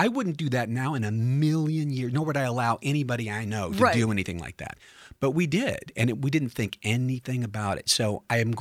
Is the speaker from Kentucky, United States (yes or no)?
yes; Kentucky, United States; I'm not from Somerset, but I am from Kentucky